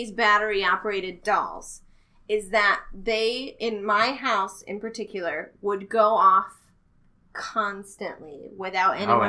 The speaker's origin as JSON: {"language": "English", "region": "Midwest", "country": "United States", "said": "I'm from the Midwest, / close to the South, so we have giant freezers in the basement full of meat."}